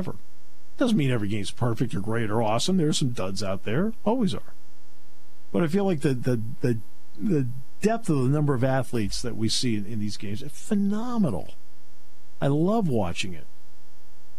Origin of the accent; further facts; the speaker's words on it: Connecticut, United States; moved away; when I was a kid, I grew up in Connecticut.